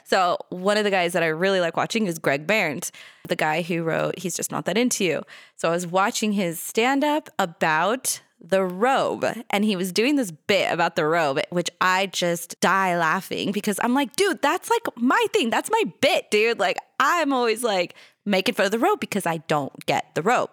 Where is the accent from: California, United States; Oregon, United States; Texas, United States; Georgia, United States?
California, United States; Los Angeles; I come from California, from Los Angeles